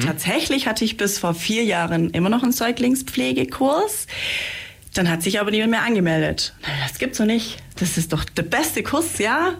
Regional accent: Senden, Bavaria, Germany; ich bin nämlich aus Seisen, aus dem schönen

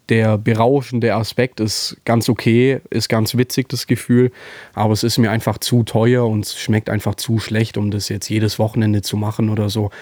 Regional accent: Germany; hier bei uns in Deutschland

